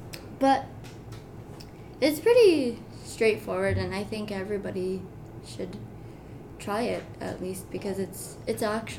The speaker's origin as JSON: {"language": "English", "town": "Marion", "region": "Ohio", "country": "United States", "said": "I am from Marion, Ohio."}